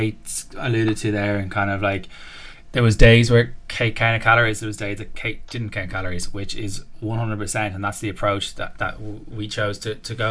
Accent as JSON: {"language": "English", "country": "Ireland", "accent": "Southside", "said": "my Southside accent"}